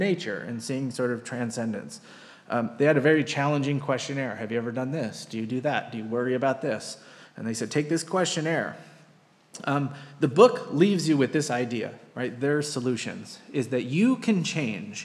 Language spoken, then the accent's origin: English; United States; Americans tend to choose money and earning over time. And that's kind of our big thing